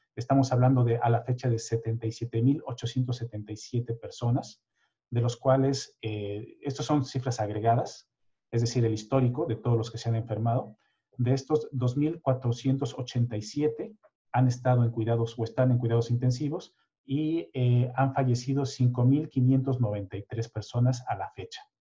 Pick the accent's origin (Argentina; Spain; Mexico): Mexico; now in Sweden; nuestra experiencia muy personal de mexicanos